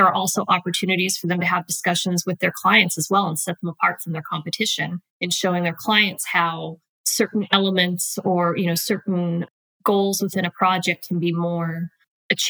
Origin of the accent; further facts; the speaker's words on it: Wyoming, United States; moved away as an adult; also born or lived in Utah; now in Nashville, United States; I am originally from Wyoming